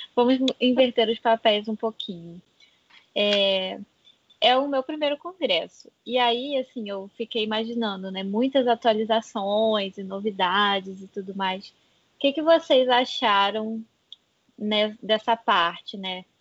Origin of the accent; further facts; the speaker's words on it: Rio de Janeiro, Brazil; eu sou do Rio de Janeiro, do interior